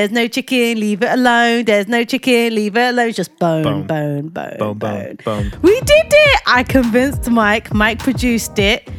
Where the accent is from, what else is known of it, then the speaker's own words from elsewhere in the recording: Lagos, Nigeria; born there; Guys, you know I was born in Nigeria, right?